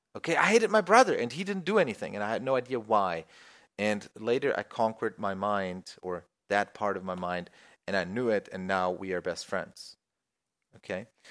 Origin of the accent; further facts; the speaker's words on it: Germany; I'm from Germany